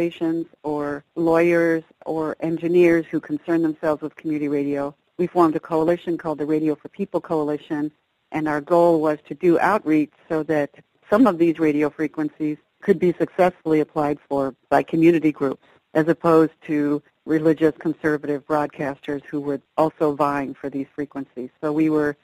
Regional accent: Ames, Iowa, United States; now in New York City, United States; I live in New York City normally for the last 30 years, but my hometown is Ames, Iowa.

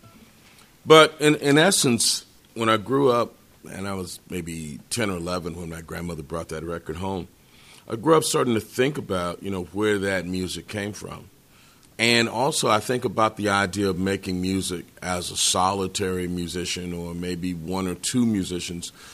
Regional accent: Detroit, Michigan, United States; I'm a kid from Detroit. I'm from Motown

